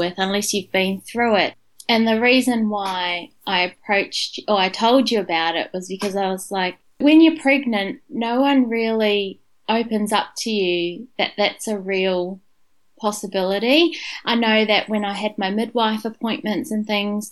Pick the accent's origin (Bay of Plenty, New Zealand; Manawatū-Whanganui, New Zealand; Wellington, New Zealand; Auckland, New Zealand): Wellington, New Zealand; moved away as an adult; also born or lived in Dunedin, New Zealand / India; now in Brisbane, Australia; I'm from Wellington